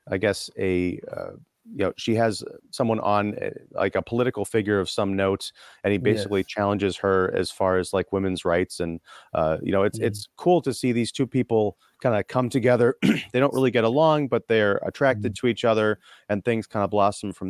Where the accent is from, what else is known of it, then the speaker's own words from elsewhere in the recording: United States; as an American